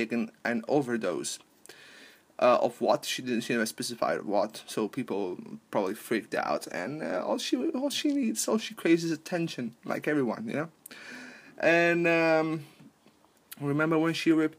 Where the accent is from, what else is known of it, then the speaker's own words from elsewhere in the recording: Palermo, Sicily, Italy; moved away; from Palermo, from my hometown